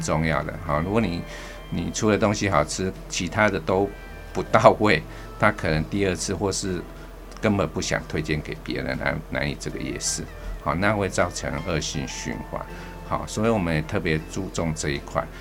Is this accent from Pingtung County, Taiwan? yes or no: no; Taipei, Taiwan; 我是生在这边，好，所以是长在这边